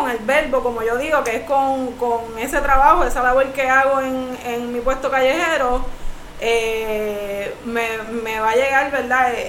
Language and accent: Spanish; Puerto Rico; Y pues la mesita yo la tengo también como un modo de propuesta a lo que quiero como, boricua y, para mi isla.